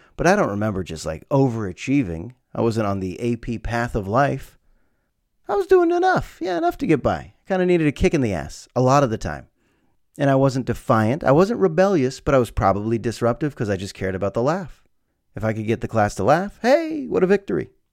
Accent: United States; A lot of us here in America

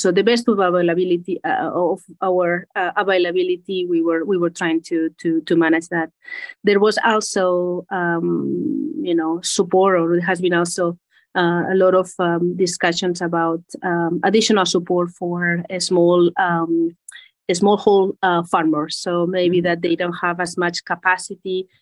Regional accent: Spain; English is a second language; moved away as an adult; also born or lived in United States / Geneva, Switzerland; I'm originally from Spain. Uh, mm. Maybe you hear from the accent

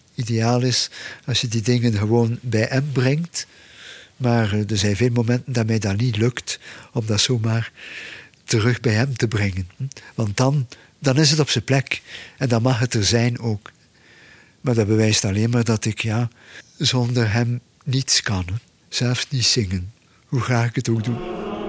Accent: Belgium; bij ons in de Ardennen

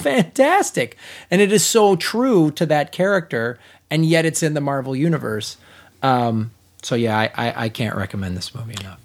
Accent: Chicago, Illinois, United States; I'm from Chicago

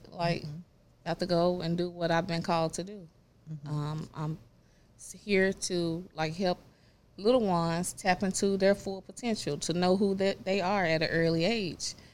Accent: Raleigh, North Carolina, United States; you know, growing up in Raleigh, uh, Timberlake.

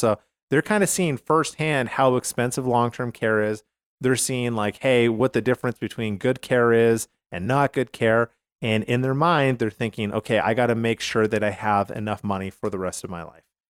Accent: Canada; now in United States; I'm from Canada originally

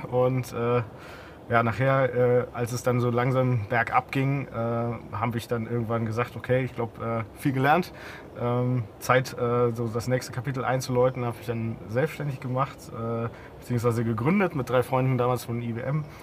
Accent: Hamburg, Germany; Ähm, ja, als Hamburger.

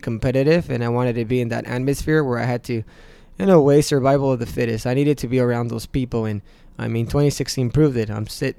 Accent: Mexico; now in United States; representing my country, the U.S., and I wouldn't drop that Mexican flag on the floor because it is my home country

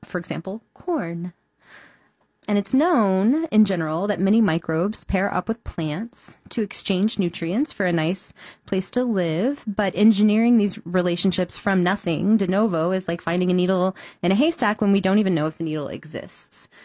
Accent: Houston, Texas, United States; now in Chicago, United States; Houston, Texas, which is my hometown

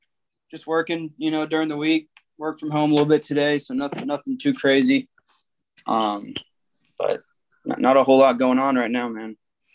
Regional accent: Gainesville, Florida, United States; fifth generation Auburn grad. So it's kind of in my blood. I grew up in Florida

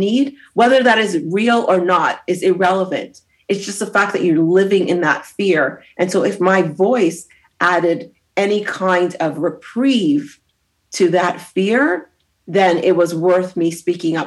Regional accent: Brampton, Ontario, Canada; also born or lived in Grenada; I grew up in Toronto, so in Brampton

